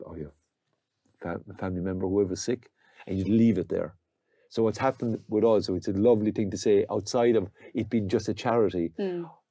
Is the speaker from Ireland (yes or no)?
yes; County Limerick, Munster, Ireland; we're from County Limerick